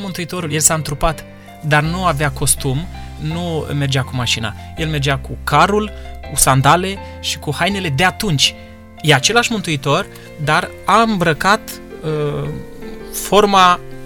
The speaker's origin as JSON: {"language": "Romanian", "country": "Romania", "said": "noi astăzi, ca români"}